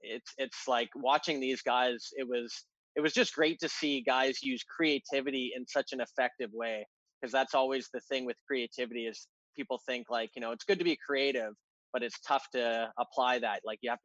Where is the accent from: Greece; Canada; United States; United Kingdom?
Canada; You think I'm part Russian. I'm full Canadian.